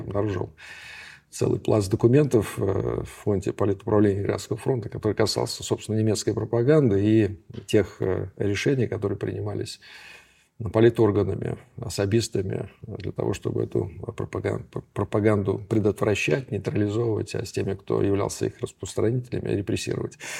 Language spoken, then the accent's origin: Russian; Saint Petersburg, Russia; Я ленинградец